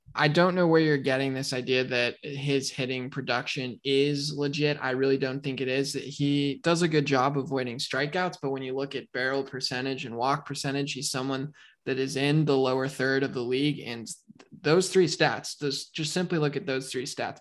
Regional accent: Colorado, United States; I am from Colorado

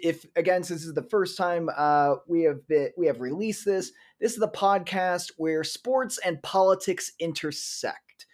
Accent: Iowa, United States; since I didn't grow up in Chicago, I grew up in Iowa.

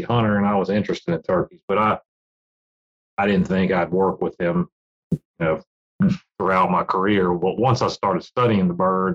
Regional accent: Virginia, United States; I grew up in Virginia

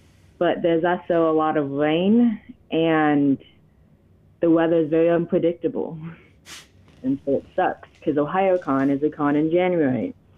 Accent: Ohio, United States; born there; Yeah, I was born in Ohio.

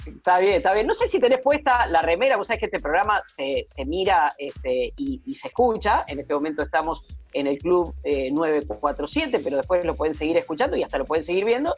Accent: Puan, Buenos Aires Province, Argentina; moved away; porque allí nací, en ese lugar nací, eh, y estamos hablando de, Puan, del pueblo donde yo nací

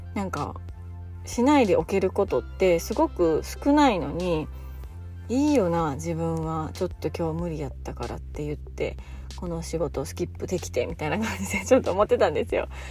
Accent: Fukui, Japan; moved away; 私の実家の近くのあの陶芸教室

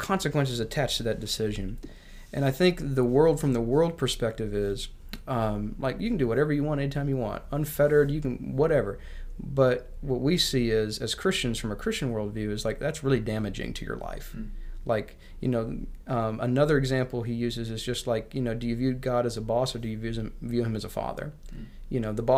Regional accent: United States; I love being American

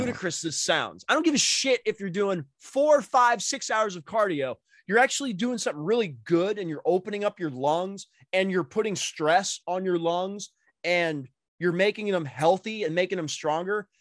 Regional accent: Massachusetts, United States; now in Indiana, United States; I grew up in Mass and we had turnpikes in Mass

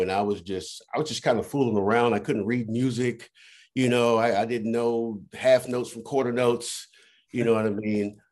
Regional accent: Washington, District of Columbia, United States; also born or lived in Virginia / Maryland; I'm actually from the Washington D.C. area. Uh, I consider myself a, a true Washingtonian. Um, I mean, I've I've moved all over through the DMV, Virginia, Maryland, but DC's always been my home.

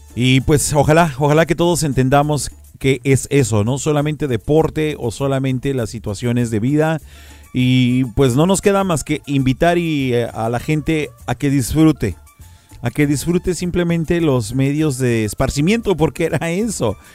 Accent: Mexico; nosotros como mexicanos

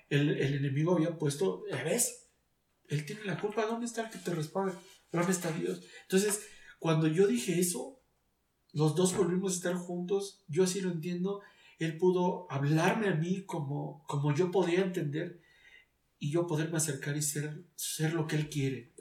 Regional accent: Mexico City, Mexico; siendo chilango

